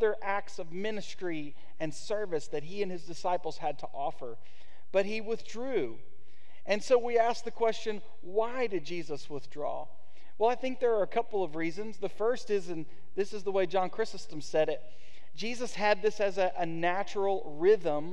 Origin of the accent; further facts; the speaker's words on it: United States; as an American